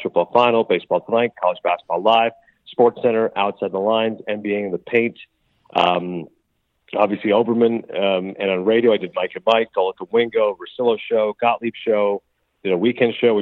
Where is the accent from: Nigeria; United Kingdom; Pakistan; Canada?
Canada; moved away; I was born and raised in Canada